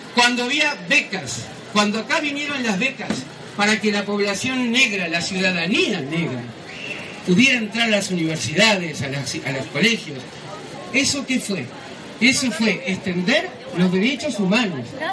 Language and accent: Spanish; Uruguay; Yo no lo digo como uruguaya